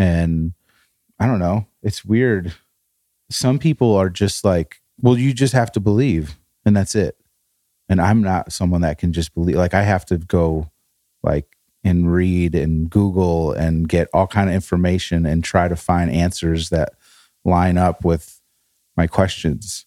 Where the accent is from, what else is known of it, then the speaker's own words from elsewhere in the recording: northern Illinois, United States; moved away; middle of Chicago and the Wisconsin border, that's where we were in Illinois